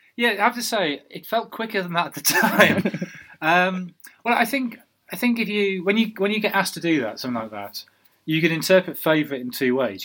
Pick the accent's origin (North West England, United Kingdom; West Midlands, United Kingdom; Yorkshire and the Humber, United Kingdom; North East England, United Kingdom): North East England, United Kingdom; Sunderland; moved away; I, am from Sunderland. I'm, a, you know, Durham is my my county